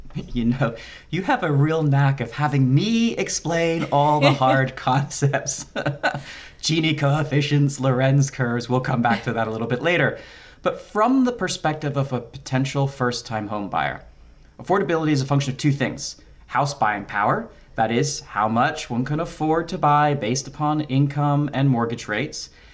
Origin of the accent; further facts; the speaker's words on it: Philadelphia, Pennsylvania, United States; being from Philadelphia